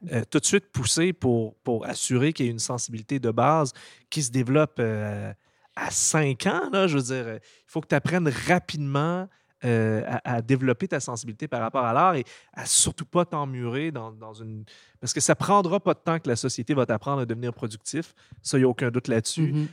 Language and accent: French; Gatineau, Quebec, Canada; on a grandi à Gatineau, les deux.